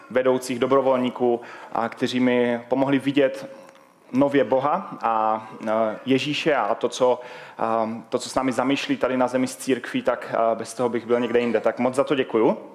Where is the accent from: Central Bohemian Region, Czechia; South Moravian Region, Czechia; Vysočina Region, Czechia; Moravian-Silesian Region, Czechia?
Moravian-Silesian Region, Czechia; Havířov; a jsem z Havířova. Kdo nevíte, kde je Havířov, tak je to hodně vpravo, blízko Ostravy. A možná to poznáte i podle mého eh, přízvuku, že nejsem úplně odtud.